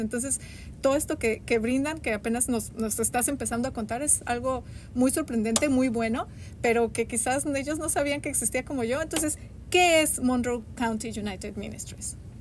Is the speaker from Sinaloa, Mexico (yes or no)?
no; Mexico City, Mexico; moved away as an adult; now in Bloomington, United States; yo soy de la Ciudad de México